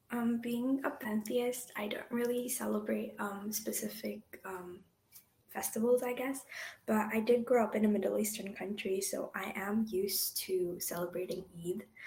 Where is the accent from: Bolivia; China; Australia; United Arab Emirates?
United Arab Emirates; Dubai; now in Canada; I grew up in Dubai